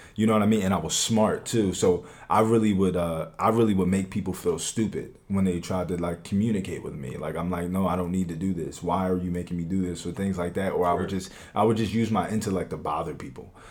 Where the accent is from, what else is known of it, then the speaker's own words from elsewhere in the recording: Philadelphia, Pennsylvania, United States; I'm from West Philadelphia. I am I am 23 years old, so I was I was born in West Philadelphia